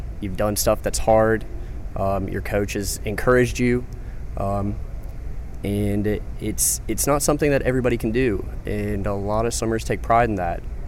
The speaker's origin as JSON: {"language": "English", "town": "Charleston", "region": "South Carolina", "country": "United States", "tie": "born or raised there", "said": "I'm from Charleston, South Carolina"}